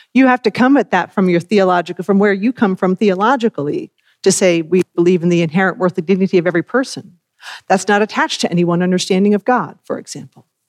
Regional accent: Worcester, Massachusetts, United States; moved away; grew up in the congregation in Worcester, Massachusetts

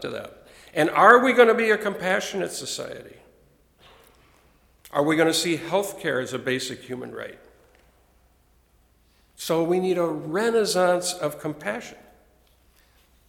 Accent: United States; growing up in America

